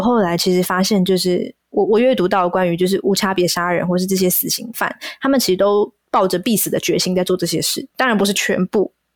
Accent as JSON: {"language": "Chinese", "country": "Taiwan", "tie": "born or raised there", "said": "我身在台湾，然后我在哪里出生"}